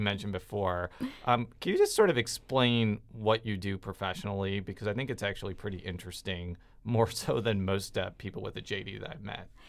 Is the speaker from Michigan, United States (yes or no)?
no; suburban Chicago, Illinois, United States; where I'm from in, uh, suburban Chicago